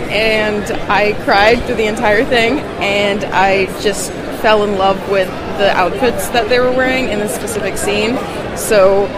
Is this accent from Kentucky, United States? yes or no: no; Shawnee, Kansas, United States; I'm from Shawnee, Kansas.